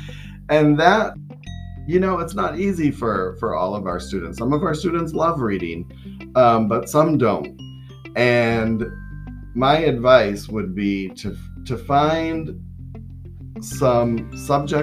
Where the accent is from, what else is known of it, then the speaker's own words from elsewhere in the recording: Florida, United States; I am from Florida